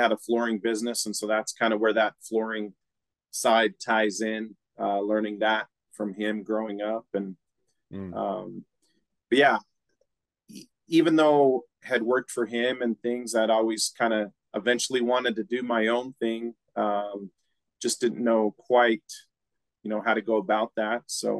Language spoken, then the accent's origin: English; Preston, Idaho, United States; Yeah, Preston, for those that don't know, is a really small town, you know, one stoplight type town. it was good.